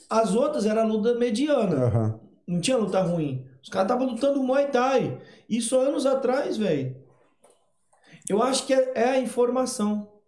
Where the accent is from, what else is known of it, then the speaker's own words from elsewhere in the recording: Ceará, Brazil; Como eu, sou do Ceará